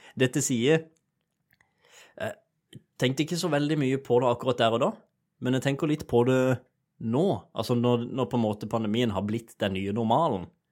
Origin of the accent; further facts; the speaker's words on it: Sørlandet, Norway; jeg er sørlending